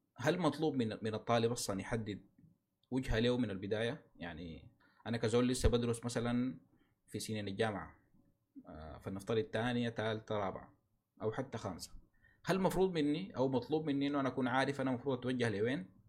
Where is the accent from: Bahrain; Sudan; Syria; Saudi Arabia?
Sudan; نحن كسودانيين